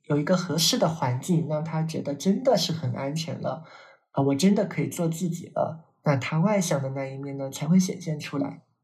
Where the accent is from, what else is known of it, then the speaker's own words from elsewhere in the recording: China; 我们是个中国人